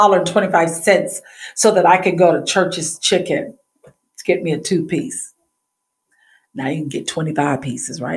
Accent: Savannah, Georgia, United States; I was born and raised in Savannah, Georgia.

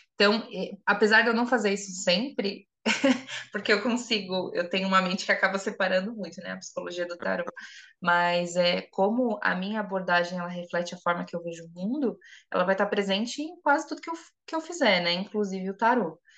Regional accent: São Paulo, Brazil; eu sou de São Paulo

